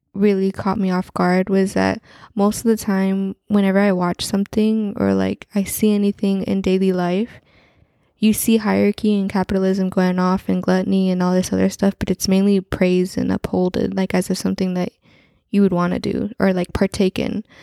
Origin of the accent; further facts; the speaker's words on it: Central Valley, California, United States; we grew up in Central Valley, California